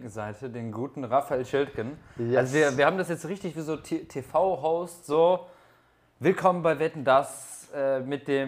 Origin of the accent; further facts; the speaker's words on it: Cologne, North Rhine-Westphalia, Germany; Weil ich komme aus Köln und ich habe schon so oft Karneval gefeiert